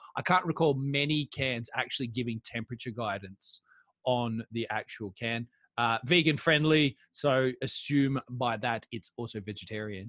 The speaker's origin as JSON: {"language": "English", "country": "Australia", "moved": "yes", "lives_now": "United Kingdom", "said": "as an Australian"}